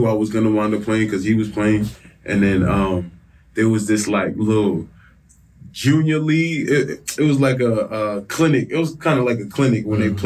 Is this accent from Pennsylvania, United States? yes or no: no; New York City, New York, United States; I'm from New York, from Staten Island, New York.